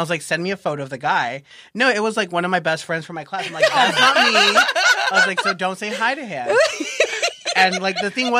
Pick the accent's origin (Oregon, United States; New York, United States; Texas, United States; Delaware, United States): Texas, United States; El Paso; now in San Diego, United States; No, I'm not from San Diego. So originally I'm from El Paso, Texas.